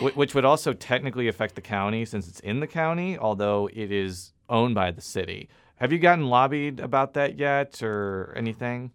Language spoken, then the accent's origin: English; Illinois, United States; also born or lived in Columbia, Missouri; now in St. Louis, United States; I'm from Illinois, too